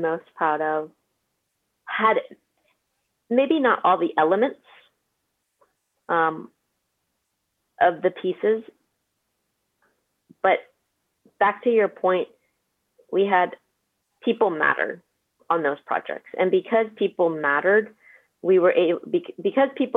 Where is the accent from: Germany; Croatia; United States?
United States; Bay Area, California; I'm from the Bay Area